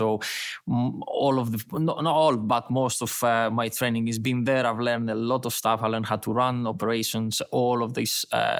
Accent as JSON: {"language": "English", "country": "Greece", "also_born_or_lived": "United Kingdom", "accent": "Greek", "second_language": "English", "moved": "as an adult", "said": "I've been abroad. I've been in the UK for like 10 years. So I might just lost my Greek accent a bit."}